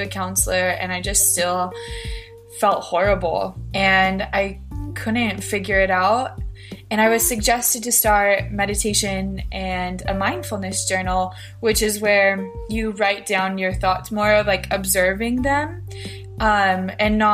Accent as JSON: {"language": "English", "town": "Filer", "region": "Idaho", "country": "United States", "said": "I am from Filer, Idaho. It's a small town in southern Idaho."}